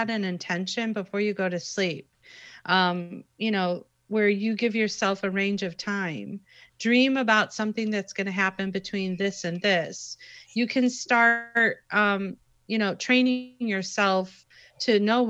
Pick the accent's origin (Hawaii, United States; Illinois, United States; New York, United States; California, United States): Illinois, United States; Chicago; I'm from Chicago